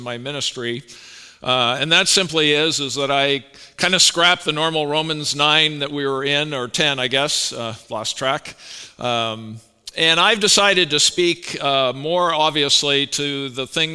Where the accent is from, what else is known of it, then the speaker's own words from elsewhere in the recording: Canada; moved away; I'm Canadian